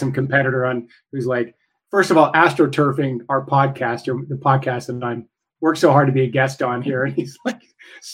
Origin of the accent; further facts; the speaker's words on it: Idaho, United States; I'm from Idaho